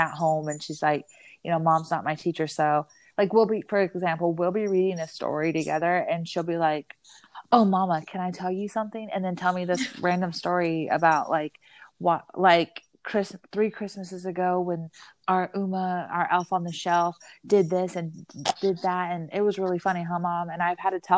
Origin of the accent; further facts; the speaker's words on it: Arizona, United States; I grew up in Arizona